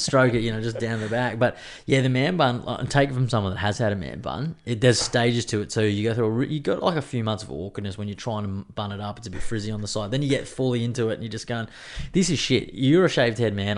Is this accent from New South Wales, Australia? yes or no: no; Queensland, Australia; as a Queenslander